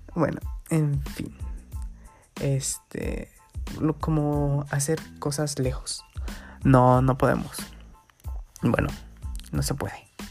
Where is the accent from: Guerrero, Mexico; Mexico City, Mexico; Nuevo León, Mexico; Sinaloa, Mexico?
Guerrero, Mexico; aquí estoy en mi pueblito, en Guerrero